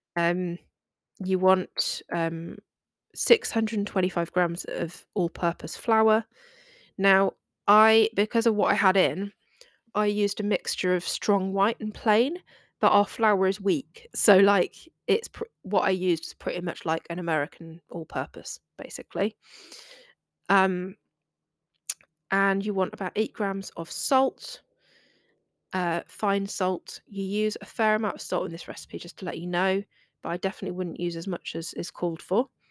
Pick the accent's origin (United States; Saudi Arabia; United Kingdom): United Kingdom; England; I am British